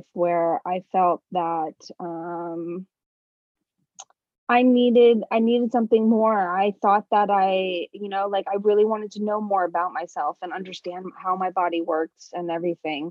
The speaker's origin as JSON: {"language": "English", "town": "New York City", "region": "New York", "country": "United States", "moved": "yes", "lives_now": "Stockholm, Sweden", "said": "I'm originally from New York, New York City."}